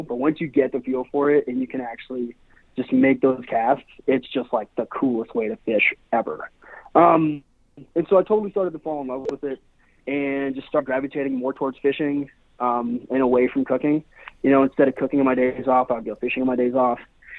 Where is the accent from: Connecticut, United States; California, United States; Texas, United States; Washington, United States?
Washington, United States; Seattle; also born or lived in Spain; And then out of high school, I bounced back and forth from Seattle, which is where I'm from. I was born and raised in Seattle.